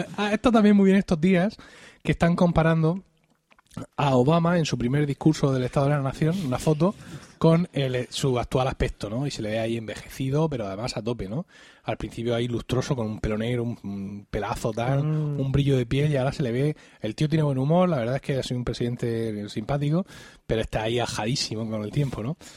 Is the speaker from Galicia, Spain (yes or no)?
no; Blanca, Region of Murcia, Spain; en el lugar del pensionista de Blanca, de mi pueblo